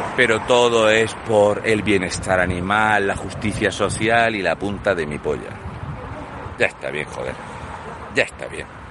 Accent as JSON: {"language": "Spanish", "country": "Spain", "said": "los españoles"}